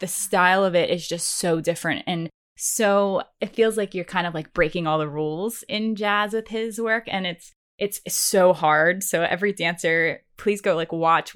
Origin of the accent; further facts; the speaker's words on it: East Coast, United States; I grew up on the East Coast